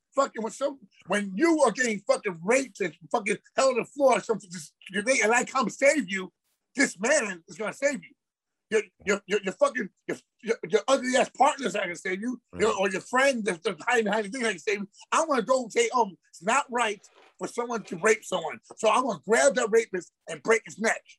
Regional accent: New York City, New York, United States; I, am from Queens

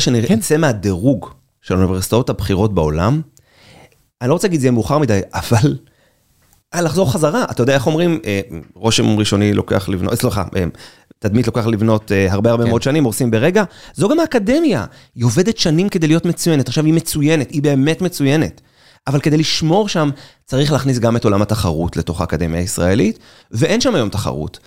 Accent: Israel; אני ישראלי, אחרי צבא, שלא מבין כלום מהחיים שלו, עם אנגלית רצוצה.

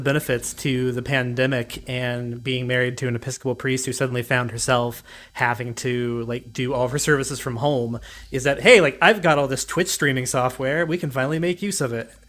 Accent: Gallipolis, Ohio, United States; moved away as an adult; also born or lived in Athens, Ohio; now in Austin, United States; I was originally from Gallipolis, Ohio, which, if anybody doesn't know, is way down in the ass crack of Appalachia

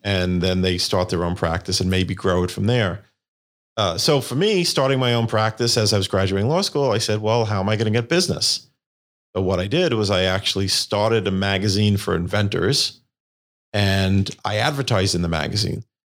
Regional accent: New York City, New York, United States; I'm from Staten Island, New York. and that's where I grew up.

